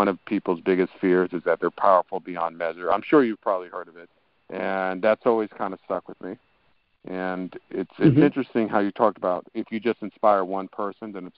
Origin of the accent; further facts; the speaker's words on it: New York, United States; I was born and raised in New York, but my parents actually immigrated to this country from Haiti